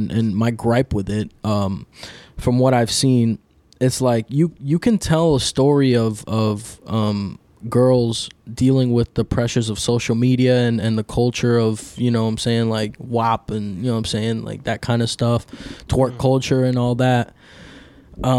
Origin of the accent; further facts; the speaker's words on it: New York City, New York, United States; also born or lived in Dominican Republic / Miami; I was born in New York City, but I lived in DR for a bit. So I know what it is to, I'm first generation American